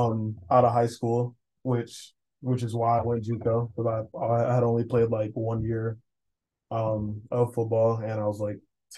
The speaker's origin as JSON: {"language": "English", "region": "Georgia", "country": "United States", "tie": "born or raised there", "also_born_or_lived": "Florida", "moved": "as an adult", "lives_now": "Iowa, United States", "said": "Originally I was born in Florida, but moved to Georgia when I was younger, and I was kind of there for a good amount of my life, especially high school."}